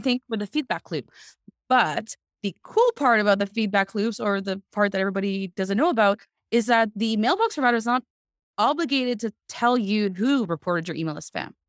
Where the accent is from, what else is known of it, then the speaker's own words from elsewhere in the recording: Canada; moved away as an adult; also born or lived in Montreal; now in Netherlands; Canadian person